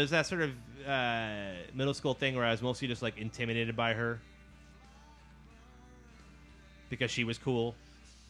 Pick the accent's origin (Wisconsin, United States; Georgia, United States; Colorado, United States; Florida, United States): Wisconsin, United States; Milwaukee; I'm from Milwaukee